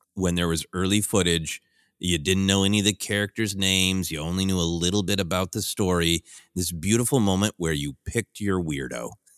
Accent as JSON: {"language": "English", "town": "Minneapolis", "region": "Minnesota", "country": "United States", "tie": "born or raised there", "moved": "yes", "lives_now": "Los Angeles, United States"}